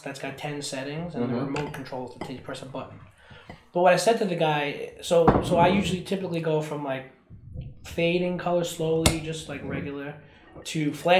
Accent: New York City, New York, United States; I'm from the Bronx.

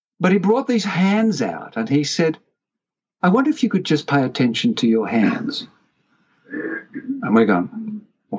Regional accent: Australia; I said, g'day, because I'm Australian

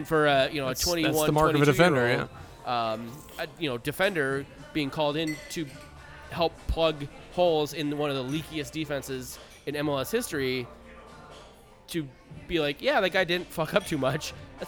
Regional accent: United States; because I'm American.

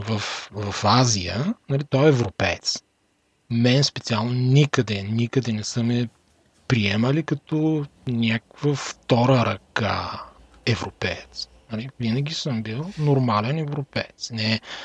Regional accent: Bulgaria; moved away; от България

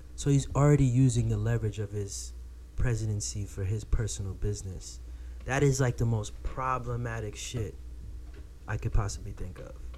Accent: Florida, United States; I'm from Florida

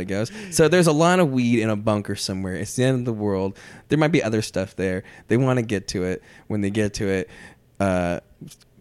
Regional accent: Washington, United States; now in Los Angeles, United States; I'm from Washington

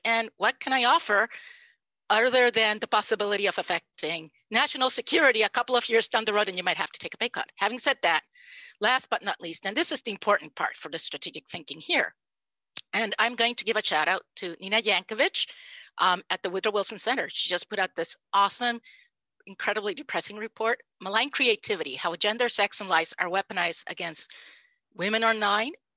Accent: Puerto Rico; first language Spanish; English is a second language; I am Puerto Rican. My first language was Spanish.

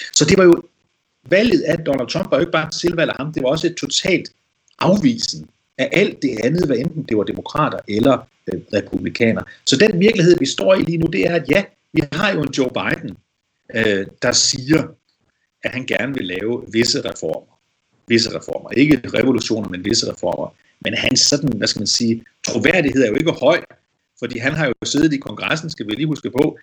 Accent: Denmark; Det siger de også til mig, for eksempel, som dansker

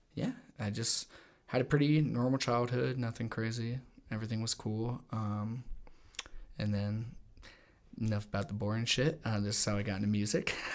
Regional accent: Littleton, Colorado, United States; also born or lived in Los Angeles; I was born here in Littleton, Colorado. Um, grew up here

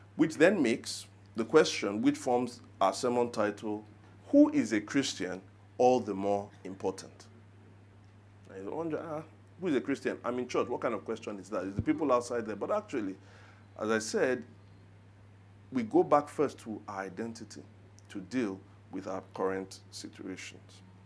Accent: Nigeria; I'm Nigerian

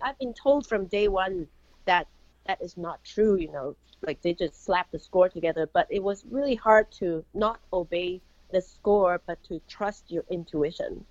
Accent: Bloomington, Indiana, United States; right here in my hometown in Bloomington, Indiana.

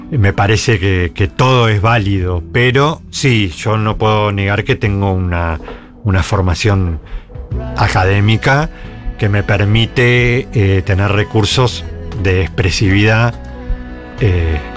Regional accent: Buenos Aires, Argentina; born there; Soy porteño

